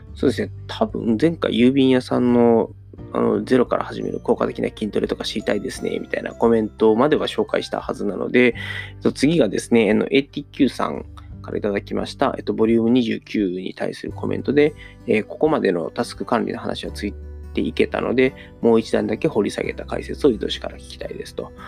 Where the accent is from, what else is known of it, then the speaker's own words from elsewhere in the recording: Taishi, Osaka, Japan; 僕の地元があの、聖徳太子のお墓があるって言われてる、あの、大阪府南河内郡太子町っていうところで